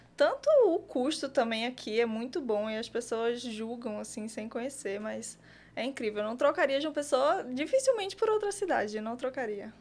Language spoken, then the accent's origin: Portuguese; Paraná, Brazil; accent: mixed Paraíba and southern; also born or lived in Paraíba; now in João Pessoa, Brazil; Eu nasci aqui, na Paraíba, mas morei boa parte da minha vida no sul, por isso esse sotaque meio misturado de Paraíba com com o Sul. A família da minha mãe é de lá, então eu me mudei muito cedo para lá, com 10 anos. Me mudei para o Paraná